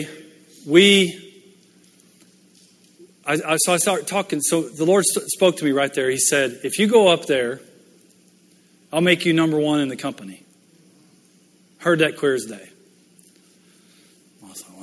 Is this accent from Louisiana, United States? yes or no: yes; Louisiana, United States; moved away as an adult; also born or lived in Mississippi / Michigan; I grew up in Louisiana, born in Mississippi.